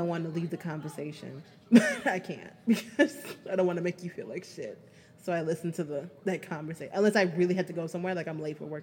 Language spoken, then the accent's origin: English; Chicago, Illinois, United States; I'm a Chicagoan